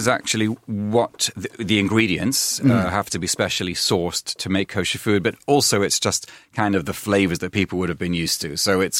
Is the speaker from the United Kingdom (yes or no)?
yes; Manchester, North West England, United Kingdom; Because I grew up in Manchester mainly, and I've been around different places, and the levels are much higher.